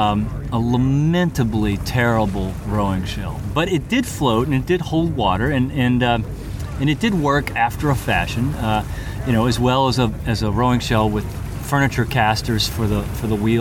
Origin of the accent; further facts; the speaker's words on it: Aiken, South Carolina, United States; I grew up in Aiken, South Carolina, far inland